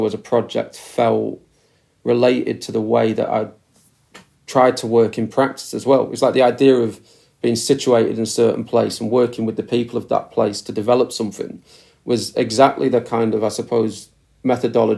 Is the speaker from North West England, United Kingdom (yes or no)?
yes; Preston, North West England, United Kingdom; moved away as an adult; also born or lived in Glasgow; now in Preston, United Kingdom; I grew up in Preston, left at 18, 19 to go to university